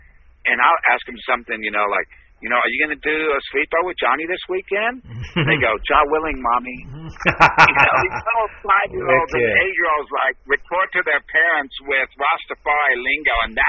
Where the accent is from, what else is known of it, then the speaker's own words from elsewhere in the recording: Texas, United States; So I'm from Texas.